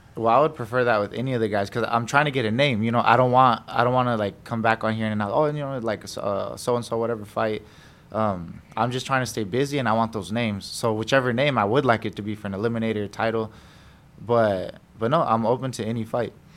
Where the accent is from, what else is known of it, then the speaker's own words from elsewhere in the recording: United States; I was born in America